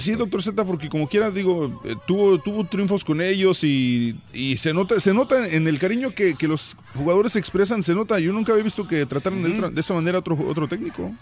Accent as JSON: {"language": "Spanish", "region": "Michoacán", "country": "Mexico", "tie": "born or raised there", "said": "crecí en Michoacán."}